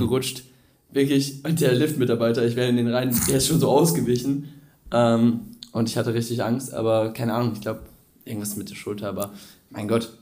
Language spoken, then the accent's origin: German; near Cologne, North Rhine-Westphalia, Germany; wir kommen aus der Nähe Köln